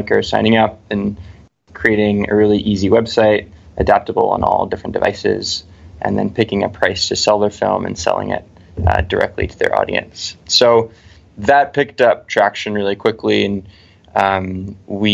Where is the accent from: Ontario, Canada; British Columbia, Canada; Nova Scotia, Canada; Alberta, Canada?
British Columbia, Canada; Vancouver; we're all from Vancouver